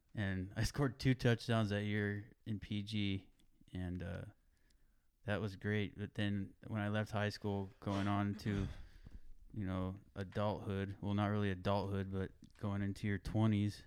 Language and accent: English; Greenfield, California, United States; also born or lived in King City, California; growing up in Greenfield, I remember Reuben